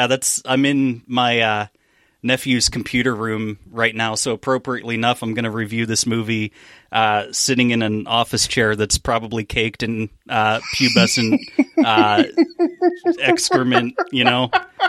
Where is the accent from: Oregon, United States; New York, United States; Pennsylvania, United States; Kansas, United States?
Pennsylvania, United States; moved away; I'm in the process of moving back to my home state of Pennsylvania